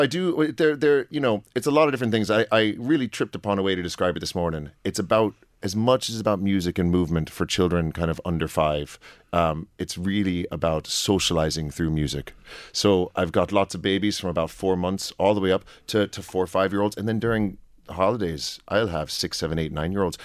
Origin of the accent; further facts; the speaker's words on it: United States; now in Oldcastle, Ireland; I'm from the States originally